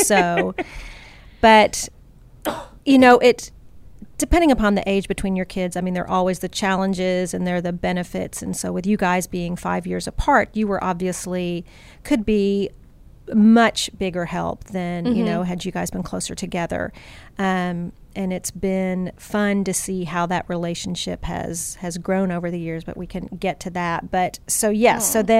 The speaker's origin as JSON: {"language": "English", "town": "Houston", "region": "Texas", "country": "United States", "tie": "born or raised there", "also_born_or_lived": "Berkeley", "said": "yes, actually, in Berkeley, but still. Mm-hmm. And then we were there for about, 2 years. And then Daddy took a job back in Houston."}